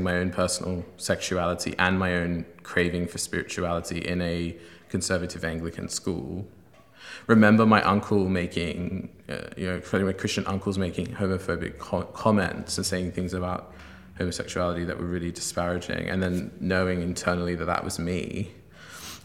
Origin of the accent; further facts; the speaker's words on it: Sydney, New South Wales, Australia; I'm originally from Sydney, Australia, where I was raised by an agnostic family